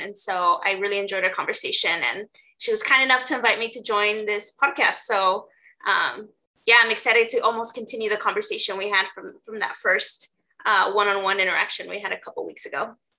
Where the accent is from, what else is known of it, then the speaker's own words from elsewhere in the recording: Los Angeles, California, United States; moved away as an adult; now in Portland, United States; I'm originally from LA. So, I grew up in South LA.